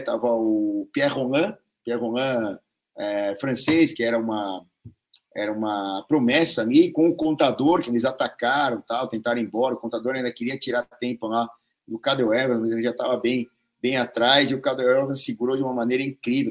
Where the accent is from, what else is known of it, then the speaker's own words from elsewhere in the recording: São Paulo, Brazil; eu sou aqui de São Paulo